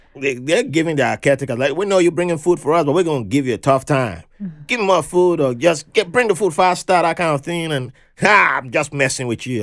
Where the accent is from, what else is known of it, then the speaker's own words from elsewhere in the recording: Benin City, Edo, Nigeria; moved away; growing up in Benin City back then